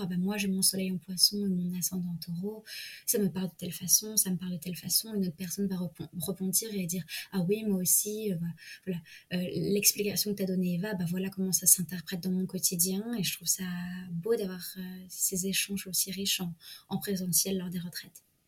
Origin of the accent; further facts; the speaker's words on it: Provence-Alpes-Côte d'Azur, France; moved away; also born or lived in Paris; je suis retournée en région PACA, mmh. c'est-à-dire ma région de naissance